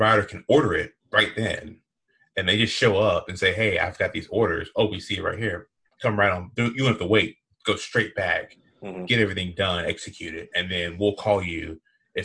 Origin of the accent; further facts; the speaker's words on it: Southeast, United States; I am from the Southeast